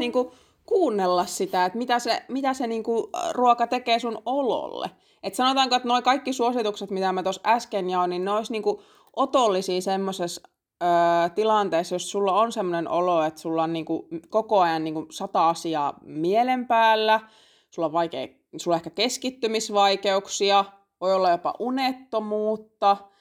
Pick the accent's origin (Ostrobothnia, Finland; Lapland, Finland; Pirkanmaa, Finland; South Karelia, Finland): Lapland, Finland; Mä oon itse Lapista